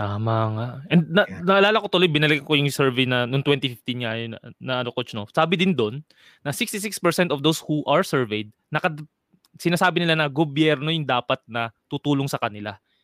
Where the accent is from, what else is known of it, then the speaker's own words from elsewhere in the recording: Quezon City, Metro Manila, Philippines; Taga uh, Metro Manila, Novaliches, Quezon City